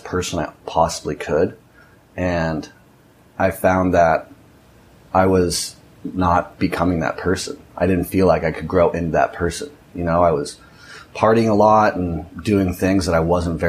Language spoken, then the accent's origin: English; Orange County, California, United States; moved away as an adult; now in Nicaragua; I grew up in Orange County, California, Newport Beach, or Costa Mesa, to be exact